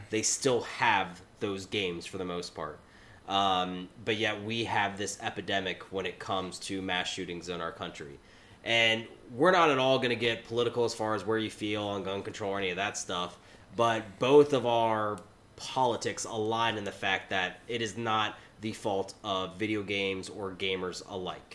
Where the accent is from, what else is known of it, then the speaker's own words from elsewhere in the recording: United States; I grew up only 90 minutes outside of Dayton